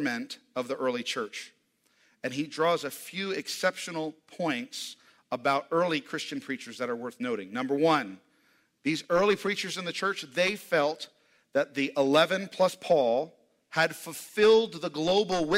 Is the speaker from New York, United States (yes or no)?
yes; New York City, New York, United States; now in Tulsa, United States; I come from New York, New York City, Times Square